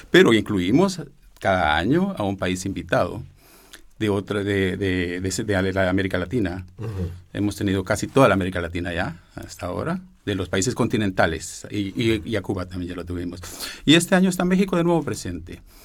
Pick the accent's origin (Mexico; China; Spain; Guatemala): Guatemala; Yo soy guatemalteco, pero de madre mexicana